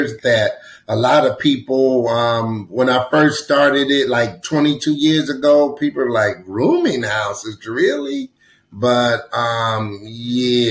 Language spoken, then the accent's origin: English; Trenton, New Jersey, United States; moved away as an adult; now in Atlanta, United States; I grew up in Trenton, New Jersey